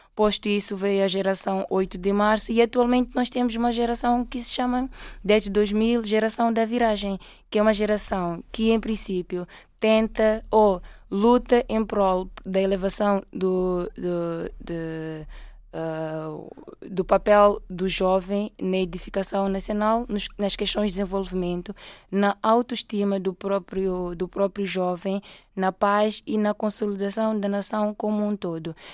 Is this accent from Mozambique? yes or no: yes; Mozambique; moved away as an adult; now in Portugal; eu sou moçambicana e estou cá por formação